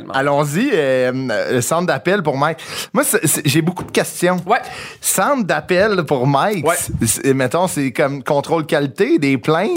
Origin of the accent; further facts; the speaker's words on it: Sainte-Thérèse, Quebec, Canada; je viens de Sainte-Thérèse